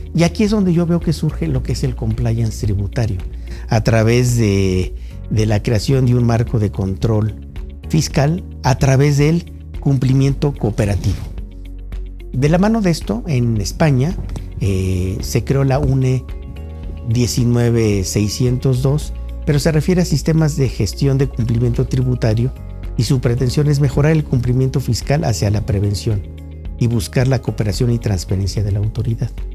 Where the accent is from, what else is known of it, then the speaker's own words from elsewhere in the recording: Mexico; como mexicano y como estudioso del derecho tributario